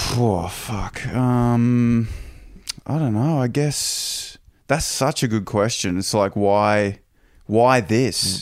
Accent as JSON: {"language": "English", "town": "Toowoomba", "region": "Queensland", "country": "Australia", "tie": "born or raised there", "moved": "yes", "said": "I grew up in Toowoomba and I grew up on this, you know, on Prince Henry Drive"}